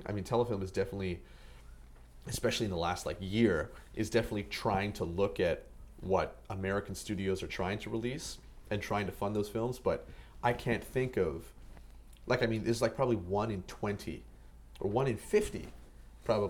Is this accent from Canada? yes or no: yes; Canada; born or raised there